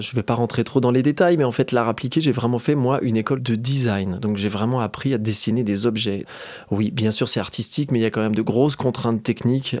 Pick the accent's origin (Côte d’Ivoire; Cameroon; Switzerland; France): France; Doussard, Auvergne-Rhône-Alpes; also born or lived in Annecy; je suis originaire d'Annecy, j'ai grandi à Doussard